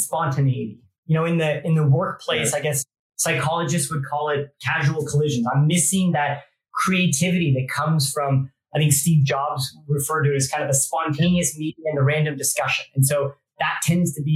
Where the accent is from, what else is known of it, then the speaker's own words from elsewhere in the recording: Canada; moved away as an adult; now in United Kingdom; I grew up in Canada